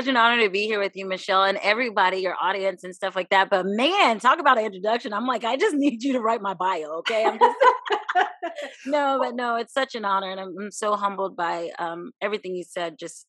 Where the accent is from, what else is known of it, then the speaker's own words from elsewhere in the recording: Hawaii, United States; also born or lived in Germany / Virginia Beach; I was born in Germany. Yes, military family, people always ask. My father was in the Air Force, raised in Hawaii, and lived in Virginia, Virginia Beach, Chesapeake area for about 22 years.